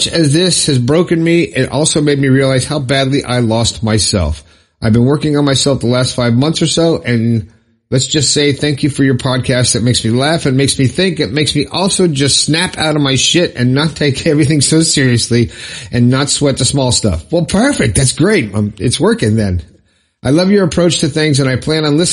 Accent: Florida, United States; Inverness, Florida, my home state

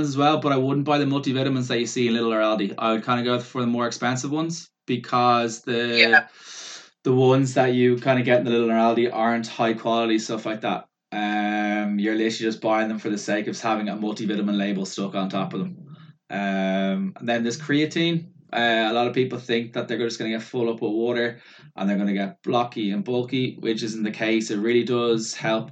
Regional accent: Ireland; we're Irish

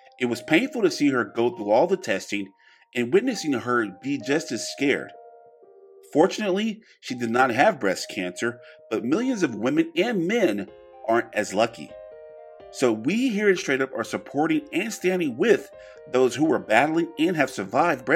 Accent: small town Louisiana, United States; now in Plano, United States; I come to Dallas for better opportunity. I know about y'all, but me for a better opportunity from, you know, small town Louisiana

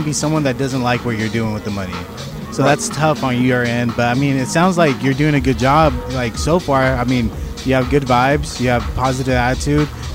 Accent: Watsonville, California, United States; moved away; also born or lived in Fontana, California; I'm originally from up north

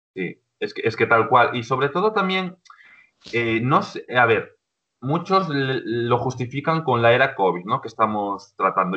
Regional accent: Ponteceso, Galicia, Spain; yo soy ya un hombre, de 26 años que soy de Ponteceso, ¿vale? De un pueblo de, de A Coruña. Entonces, cuando me fui del pueblo, sobre los 16 años

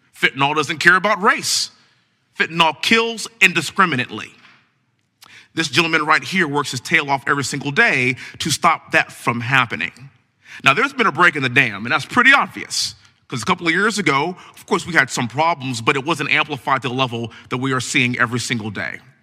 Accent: Texas, United States; also born or lived in Houston; born and raised in Texas, living in Houston

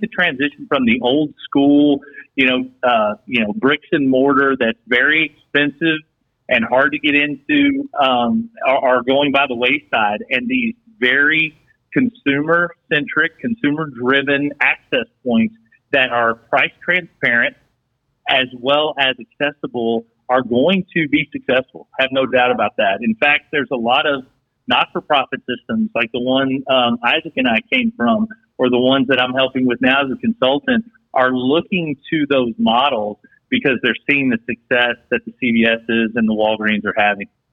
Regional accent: West Texas, United States; kid growing up in West Texas

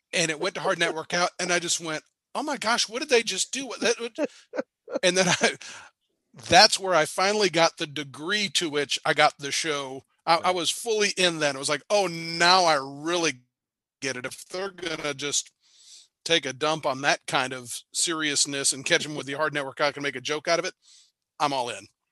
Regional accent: Marietta, Georgia, United States; now in Cartersville, United States; I grew up in Marietta, which is a little bit south of where I am

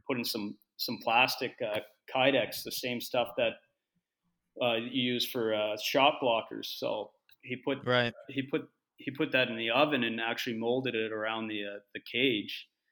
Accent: Halifax, Nova Scotia, Canada; also born or lived in Finland; I'm from Halifax originally, still still live there in the in the off season

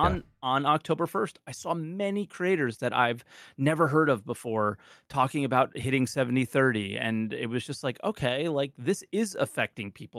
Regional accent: United States; being an American

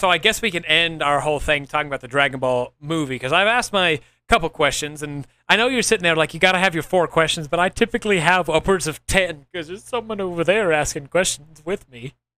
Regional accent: Oklahoma, United States; I'm from Oklahoma

